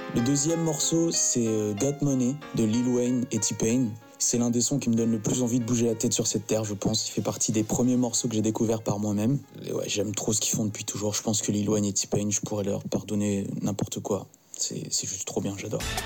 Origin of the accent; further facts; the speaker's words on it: Madagascar; à mon pays d'origine, donc Madagascar